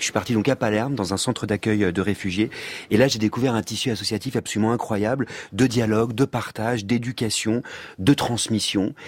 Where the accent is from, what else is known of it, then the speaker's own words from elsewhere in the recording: Auvergne-Rhône-Alpes, France; je suis auvergnat